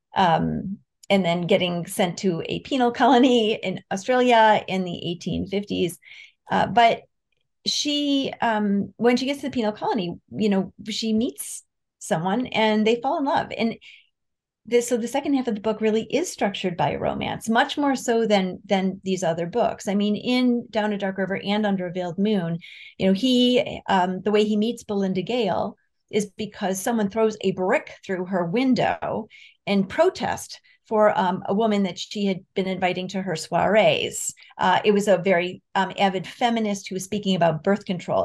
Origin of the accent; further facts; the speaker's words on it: Rochester, New York, United States; I grew up in Rochester, New York